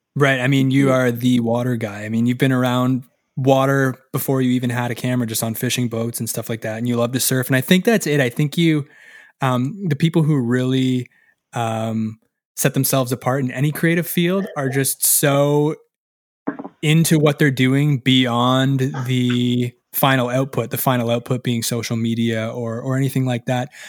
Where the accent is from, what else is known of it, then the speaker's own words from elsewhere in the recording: Canada; as Canadian as I must be